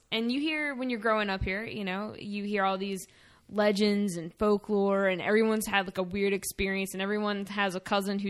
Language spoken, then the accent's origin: English; Salisbury, Maryland, United States; I mean, being a local, I mean, I was born and raised outside of Salisbury.